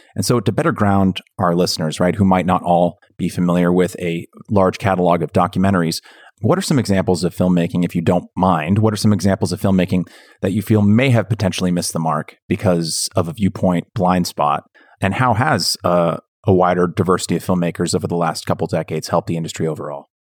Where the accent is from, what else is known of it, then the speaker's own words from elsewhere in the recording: Bay Area, Northern California, United States; I grew up in Northern California, in the Bay Area